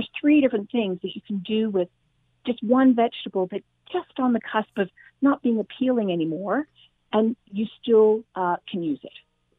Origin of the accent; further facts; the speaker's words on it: Australia; And despite my accent, I'm originally from Australia